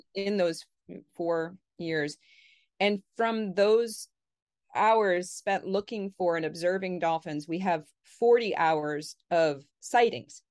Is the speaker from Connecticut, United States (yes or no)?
yes; Connecticut, United States; I grew up in Connecticut in New England